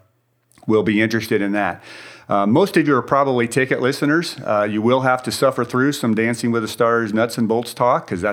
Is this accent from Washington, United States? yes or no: no; Indiana, United States; moved away as an adult; now in Dallas, United States; I grew up in Indiana. Went to Purdue University there